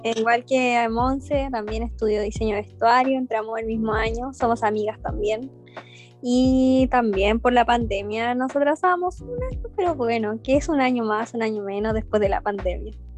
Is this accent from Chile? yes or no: yes; Nogales, Valparaíso, Chile; also born or lived in La Calera; yo soy de Nogales, bueno, en ese entonces La Calera